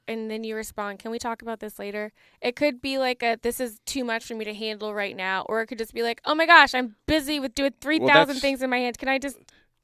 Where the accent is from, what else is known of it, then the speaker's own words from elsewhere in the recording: East Coast, United States; moved away; I'm from the East Coast